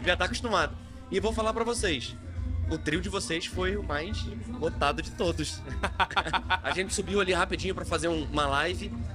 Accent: Curitiba, Paraná, Brazil; moved away as an adult; now in Manaus, Brazil; Eu não sou daqui, eu sou de Curitiba, mas eu vim para cá na pandemia

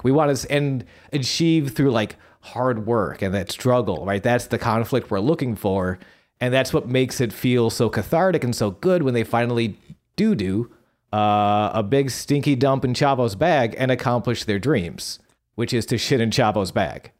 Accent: Buffalo, New York, United States; born or raised there

